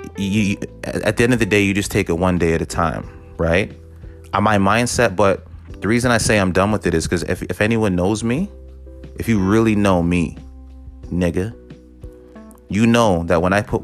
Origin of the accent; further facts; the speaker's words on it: Toronto, Ontario, Canada; I'm from the city, you know, I'm from Toronto